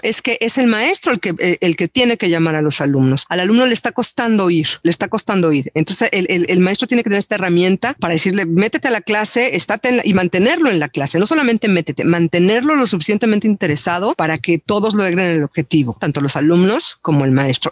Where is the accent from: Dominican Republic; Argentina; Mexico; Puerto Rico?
Mexico; como docentes mexicanos